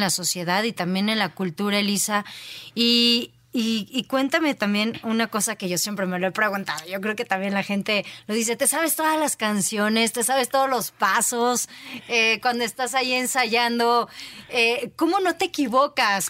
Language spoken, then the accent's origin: Spanish; State of Mexico, Mexico; por ser mujer, por ser mexicana, por ser mexiquense